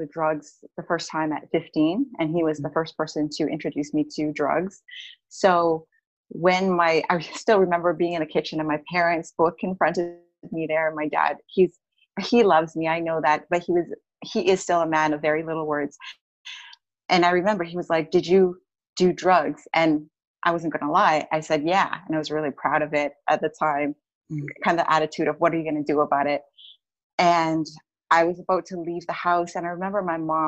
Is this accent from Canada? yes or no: yes; Edmonton, Alberta, Canada; I'm originally from Edmonton, Alberta